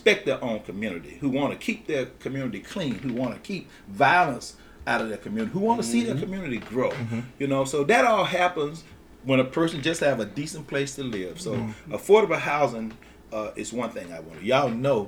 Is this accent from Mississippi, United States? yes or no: yes; Grenada, Mississippi, United States; moved away as an adult; also born or lived in Chicago; I grew up on Rayford Street over there near the ICS Head Start.